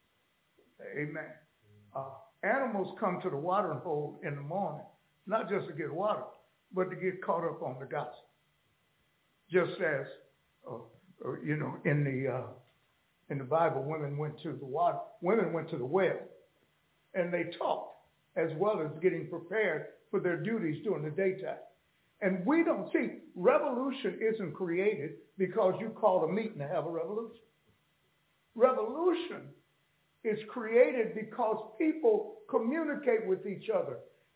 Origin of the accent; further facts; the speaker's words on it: Los Angeles, California, United States; also born or lived in Oklahoma; I grew up in Los Angeles